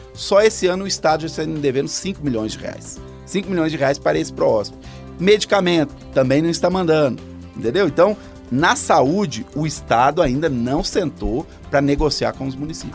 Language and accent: Portuguese; Taquari, Rio Grande do Sul, Brazil; moved away as an adult; now in Coronel Fabriciano, Brazil; eu sou do Rio Grande do Sul, cidade chamada Taquari, fica na regi região central do Rio Grande do Sul.